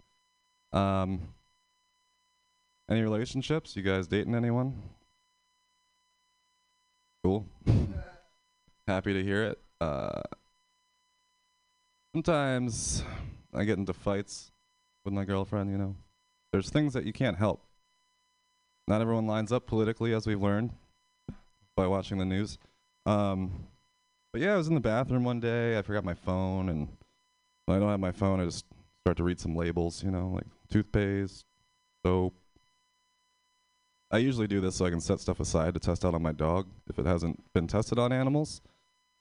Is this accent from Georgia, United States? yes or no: no; Pennsylvania, United States; moved away as an adult; now in San Francisco, United States; I'm from Pennsylvania